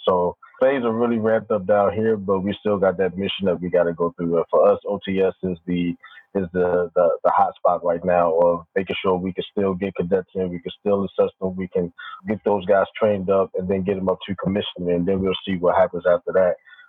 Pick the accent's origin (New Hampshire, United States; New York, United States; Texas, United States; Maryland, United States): Maryland, United States; Baltimore; moved away as an adult; I grew up in Baltimore, Maryland.